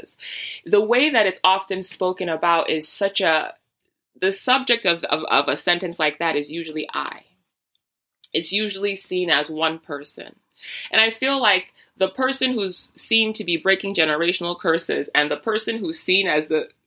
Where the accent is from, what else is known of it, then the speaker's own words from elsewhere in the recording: Nigeria; I'm Nigerian.